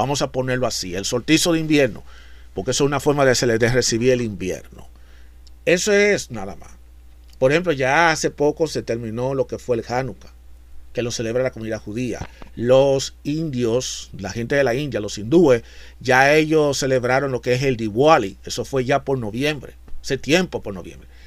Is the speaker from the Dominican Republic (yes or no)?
yes; Dominican Republic; lo que en mi país, en República Dominicana, le llaman lo que es el angelito, esas cosas.